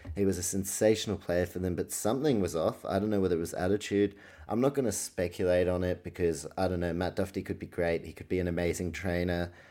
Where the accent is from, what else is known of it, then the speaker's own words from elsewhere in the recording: New Zealand; I was born in New Zealand, grew up